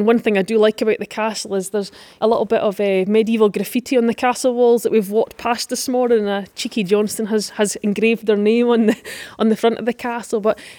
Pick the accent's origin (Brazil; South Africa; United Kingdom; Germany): United Kingdom; Dumfries and Galloway, Scotland; a true Dunhamer, born and bred in Dumfries and Galloway. So Carlaverick is my local castle